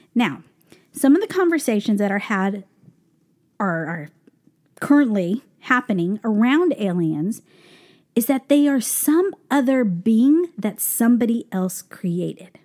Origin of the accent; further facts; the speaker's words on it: Albuquerque, New Mexico, United States; now in New York, United States; we're from Albuquerque, New Mexico